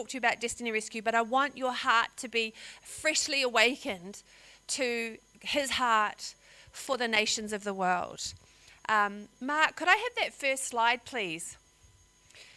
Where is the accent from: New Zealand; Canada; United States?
New Zealand; moved away as an adult; now in Australia; I'm a New Zealander